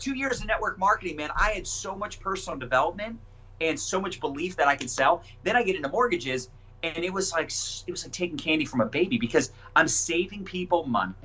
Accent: Annapolis, Maryland, United States; also born or lived in Howard County, Maryland / Denver; I grew up in Annapolis, Maryland, and still live in Maryland now

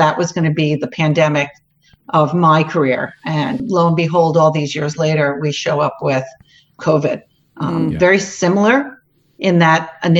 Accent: New York, United States; moved away as an adult; now in New Jersey, United States; Currently in New Jersey. I was up in New York State. I am a New Yorker who lives in New Jersey.

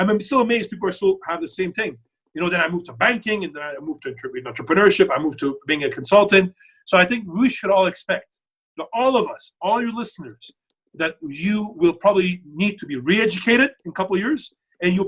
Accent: Canada; while I'm from Canada

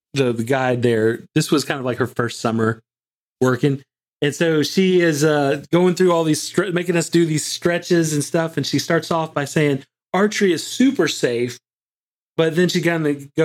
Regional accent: Alabama, United States; I'm from Alabama

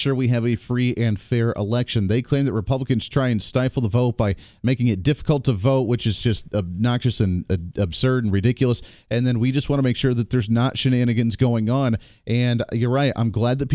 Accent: Kansas, United States; I'm from Kansas. I'm in right in the middle of the country here. And I like the way we do things in Kansas

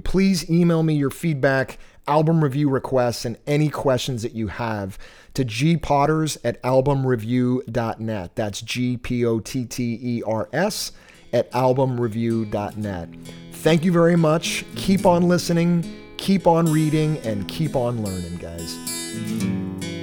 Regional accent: Massachusetts, United States; I grew up in Massachusetts

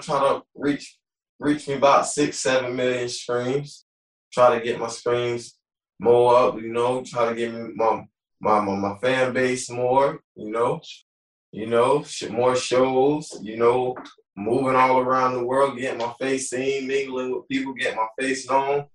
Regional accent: Tarpon Springs, Florida, United States; also born or lived in Clearwater, Florida; I'm originally from Clearwater, Florida, but I grew up in Tarpon. I grew up in both areas

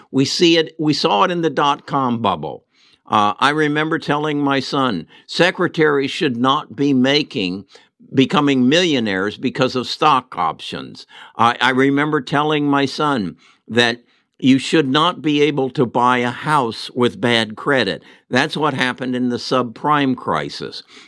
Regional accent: United States; We, as American citizens

